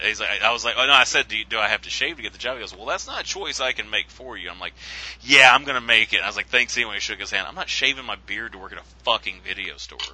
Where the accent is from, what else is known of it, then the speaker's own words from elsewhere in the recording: Alabama, United States; moved away as an adult; I'm from Alabama with the exotic accent